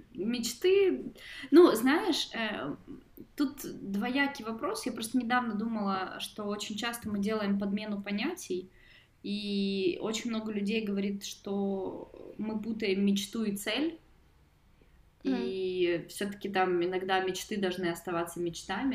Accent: Mykolaiv, Mykolaiv Oblast, Ukraine; я из Николаева

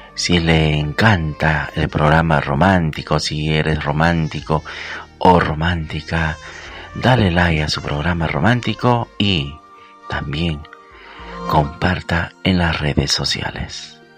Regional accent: Peru; que lo celebramos aquí en mi país, en Perú.

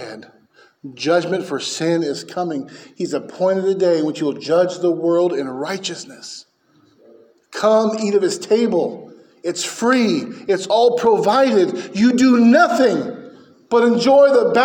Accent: San Francisco Bay Area, California, United States; I grew up in the San Francisco Bay Area

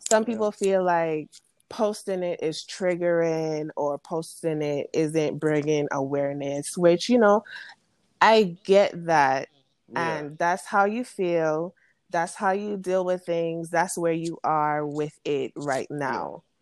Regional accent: U.S. Virgin Islands; moved away as an adult; now in Alabama, United States; I'm from St. Thomas. Um, I went to uh, if you're familiar with St. Thomas, I attended the SDA school from K through 12. Um, then I moved to Alabama

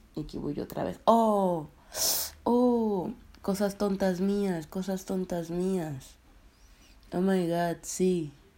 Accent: Colombia; now in Russia; Vivo en Rusia, soy colombiana

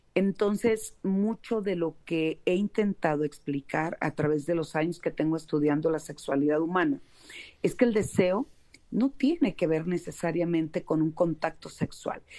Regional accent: Mexico; acá en, en mi país, en México

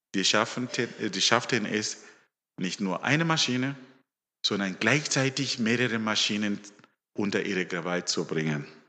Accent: Zimbabwe; also born or lived in Stuttgart, Germany; now in Germany; ich bin ein Afrikaner. Ich komme aus Simbabwe

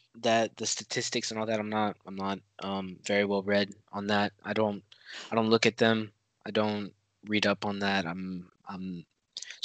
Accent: United States; I'm American.

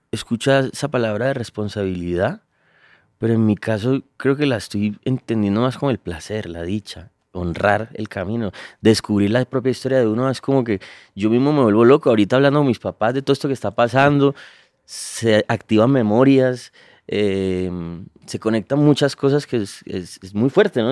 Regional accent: Cali, Valle del Cauca, Colombia; creciendo en el Pacífico, en Cali, lo, vive desde niño

